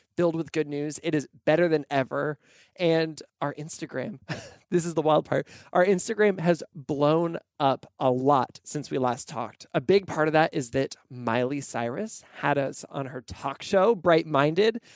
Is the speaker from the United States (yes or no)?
yes; Pacific Northwest, United States; also born or lived in Nashville, Tennessee; now in Portland, United States; I grew up in the Pacific Northwest